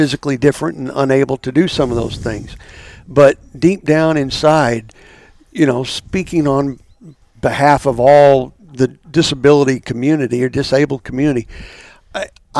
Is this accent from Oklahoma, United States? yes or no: yes; Stillwater, Oklahoma, United States; growing up, we always would tease that, when the students would leave, we would get our town back